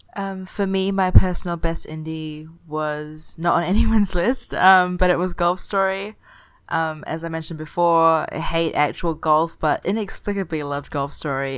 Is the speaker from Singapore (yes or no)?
yes; Singapore; Singapore is my hometown